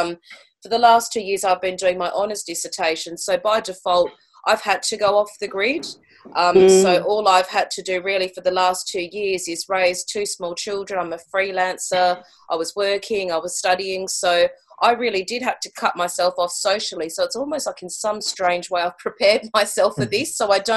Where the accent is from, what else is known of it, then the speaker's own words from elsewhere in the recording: Australia; moved away as an adult; now in St Albans, United Kingdom; I'm Australian. I moved to the UK about 3 years ago now